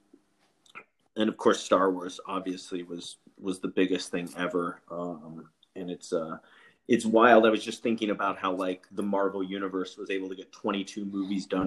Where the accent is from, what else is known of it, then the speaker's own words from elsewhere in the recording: Alaska, United States; when I was growing up in Alaska